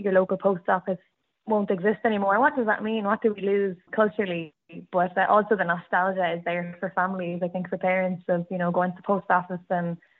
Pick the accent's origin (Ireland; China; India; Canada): Ireland; Cork, Munster; I grew up in Cork